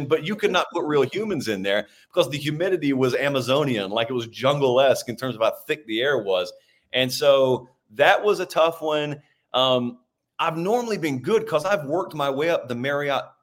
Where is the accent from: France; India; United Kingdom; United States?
United States; Columbus, Georgia; In Columbus, Georgia. That's my hometown